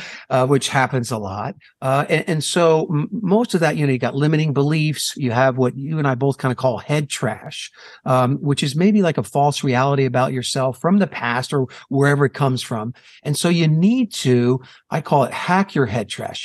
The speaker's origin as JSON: {"language": "English", "region": "New Jersey", "country": "United States", "tie": "born or raised there", "moved": "yes", "lives_now": "Phoenix, United States", "said": "I'm in Phoenix, Arizona, uh, born and raised in New Jersey"}